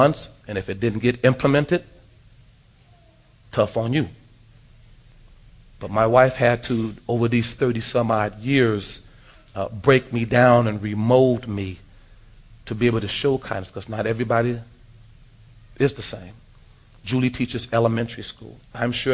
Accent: Los Angeles, California, United States; Growing up in South Central Los Angeles

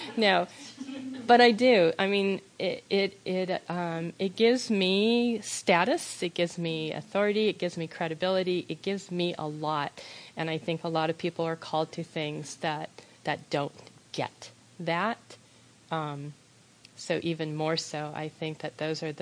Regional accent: United States; as an American

